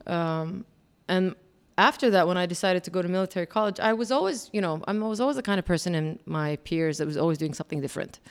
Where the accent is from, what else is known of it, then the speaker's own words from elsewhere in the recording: Kuwait; moved away; also born or lived in Jordan / Alabama; I was Jordanian, but born and raised in Kuwait. All I knew was really Kuwait